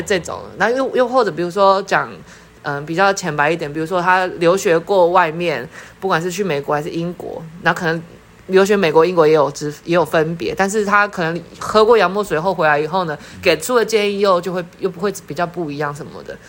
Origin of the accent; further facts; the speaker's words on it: Taipei, Taiwan; 我是台北人